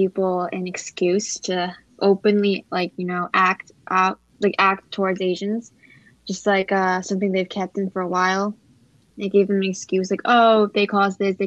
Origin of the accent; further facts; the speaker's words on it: United States; I'm Chinese American and I am a first generation here in America. My parents are immigrants from China.